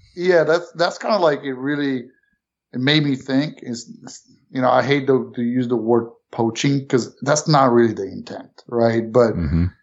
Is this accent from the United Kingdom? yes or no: no; Romania; also born or lived in New York City, United States / Florida, United States / South Carolina, United States; now in Canton, Ohio, United States; originally born not in this country. Mm-hmm. Um, Went, you know, family moved to New York City from Romania